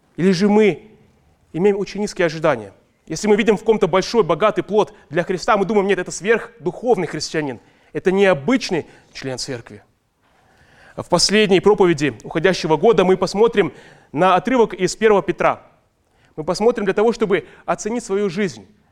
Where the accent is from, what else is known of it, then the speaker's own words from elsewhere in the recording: Ust-Kamenogorsk, East Kazakhstan Region, Kazakhstan; now in Almaty, Kazakhstan; мы росли в доме в детстве в Усть-Каменогорске